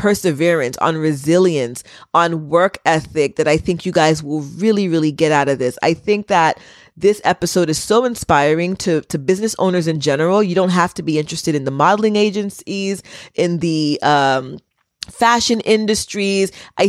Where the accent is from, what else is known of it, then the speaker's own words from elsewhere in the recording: United States; I'm Haitian American, but I have a lot of friends who are from Trinidad.